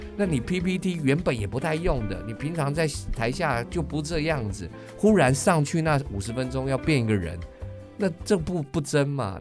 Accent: Taiwan; accent: Taiwanese English; 我们又是台式英文

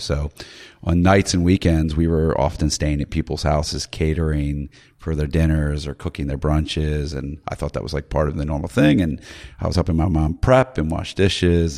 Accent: Maryland, United States; I'm from Maryland

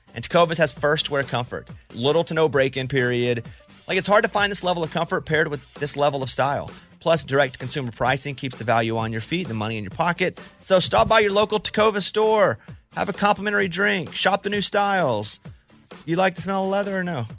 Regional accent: Mountain Pine, Arkansas, United States; moved away; also born or lived in Texas; I grew up in Arkansas

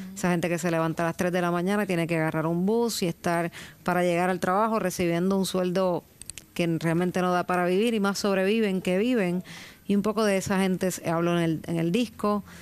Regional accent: Puerto Rico; Evidentemente nací en Puerto Rico

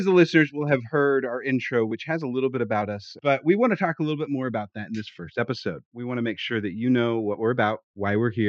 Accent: Kansas City, United States; now in Austin, United States; I'm originally from Kansas City, but I currently reside in a town just outside of Austin, Texas

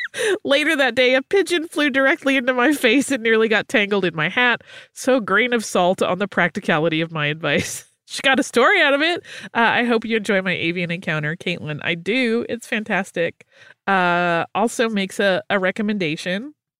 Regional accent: Dobbs Ferry, New York, United States; We both grew up along the Metro North commuter lines. I grew up on the Hudson Line and Dobbs Ferry, and he grew up in the New Haven Line in Larchmont.

